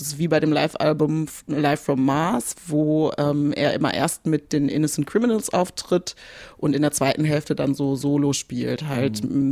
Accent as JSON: {"language": "German", "town": "Bielefeld", "region": "North Rhine-Westphalia", "country": "Germany", "tie": "born or raised there", "moved": "yes", "lives_now": "Cologne, Germany", "said": "Bielefeld ist meine Heimatstadt"}